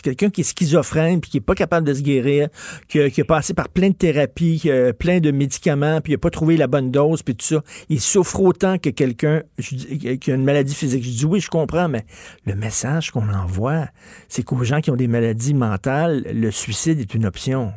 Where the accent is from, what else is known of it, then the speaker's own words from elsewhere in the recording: Montreal, Quebec, Canada; j'ai grandi à Verdun, près de Pointe-Saint-Charles